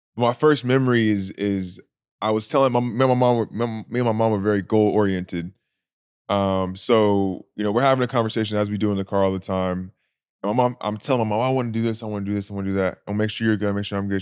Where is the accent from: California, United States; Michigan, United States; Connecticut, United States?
California, United States; Anaheim; also born or lived in the Southern United States; I was born in Anaheim, California. Uh, my parents from the South, so I needed some time back, um, in the South right after, then I moved back to California. So, I would say California, born and raised.